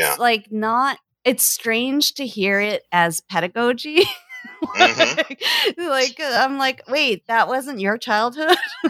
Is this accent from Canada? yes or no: yes; Canada; also born or lived in Halifax, Canada; Yeah, I grew up in Canada, a couple different places, but like I remember Halifax the most